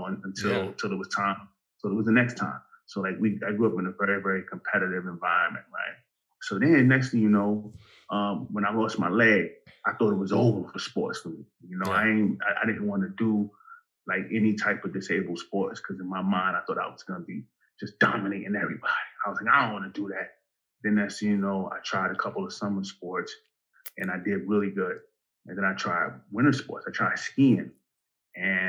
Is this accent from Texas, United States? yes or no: no; New York City, New York, United States; moved away as an adult; I grew up in Bedford-Stuyvesant, Brooklyn, New York